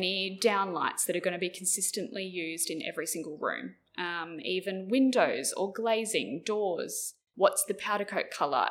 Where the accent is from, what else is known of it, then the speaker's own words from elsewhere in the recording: New South Wales, Australia; now in Queensland, Australia; I grew up in New South Wales